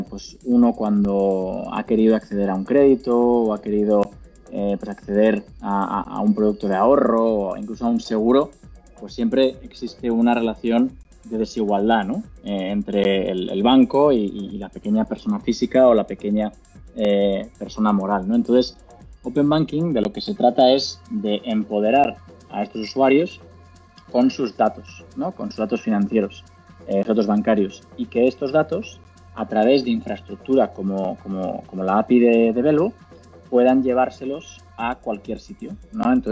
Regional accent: Spain; como, como, te habrás dado cuenta por, mi acento, eh, si bien cubrimos la región eh, de, México hasta, hasta el cono sur, somos españoles.

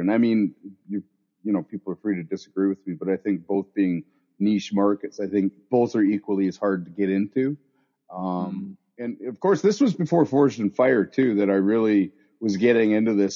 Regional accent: southern Okanagan, British Columbia, Canada; I grew up down in the Okanagan, southern Okanagan, down in southern BC here

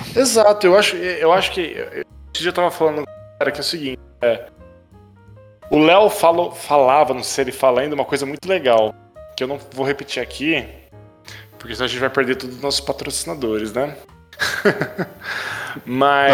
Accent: Brazil; a gente é brasileiro

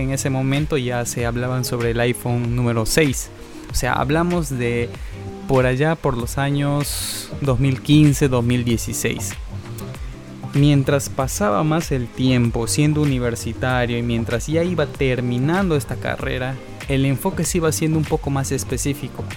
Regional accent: Peru; soy de Perú

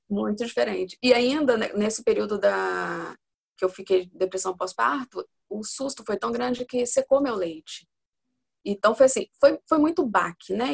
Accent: Espírito Santo, Brazil; eu tenho 41 anos, sou aqui do Espírito Santo

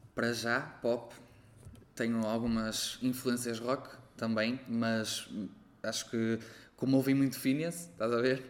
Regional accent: Arcos de Valdevez, Viana do Castelo, Portugal; moved away; also born or lived in Porto; Sou de Arcos de Alves

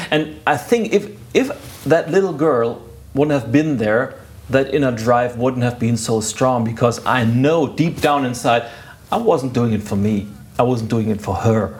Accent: Lübeck, Schleswig-Holstein, Germany; I was doing civil work in a university a hospital in my hometown, Lübeck

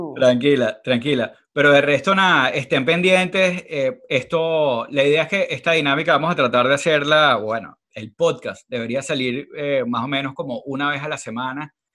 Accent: Venezuela; somos venezolanos

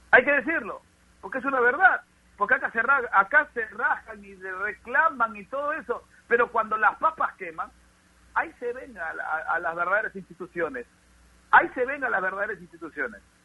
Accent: Peru; somos un país latino, un país como Perú, donde somos muy cariñosos

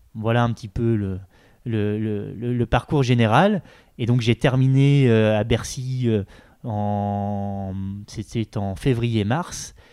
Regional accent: Granville, Normandy, France; moved away as an adult; now in Paris, France; je suis pas du tout de Paris, je suis de, je suis de Normandie. Euh, dans la Manche, le département de la Manche, à Granville

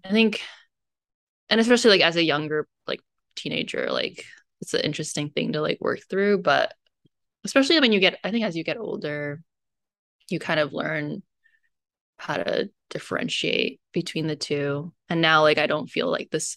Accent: United States; being Chinese American

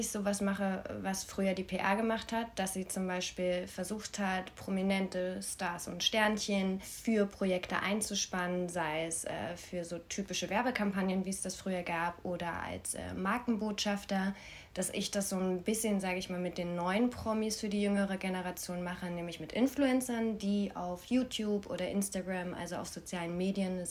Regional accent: Berlin, Germany; Ich komme aus Berlin.

